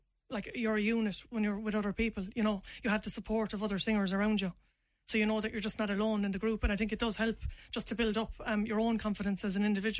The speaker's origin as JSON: {"language": "English", "town": "Limerick", "region": "Munster", "country": "Ireland", "said": "Because I am from Limerick City, I am from Ireland, and even if I'm going to rap, I want to rap in my own voice, like, and be authentic."}